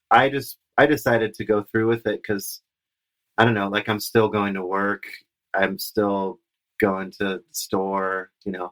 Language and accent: English; Mendocino County, Northern California, United States; moved away as an adult; also born or lived in Portland, Oregon / Manchester, California; now in Boise, United States; I grew up in Northern California, Mendocino